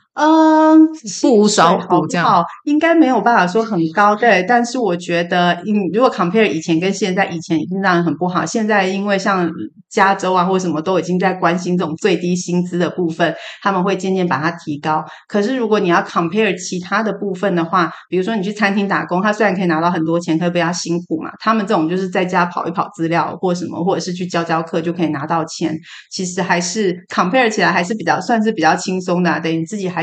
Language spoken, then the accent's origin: Chinese; Taiwan; moved away as an adult; now in California, United States; 我们台湾人